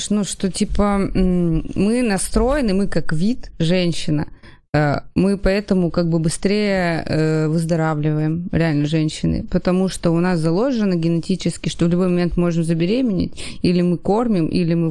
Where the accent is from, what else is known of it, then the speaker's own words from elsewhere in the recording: Kamchatka Krai, Russia; И да, я с Камчатки такой... до Анкориджа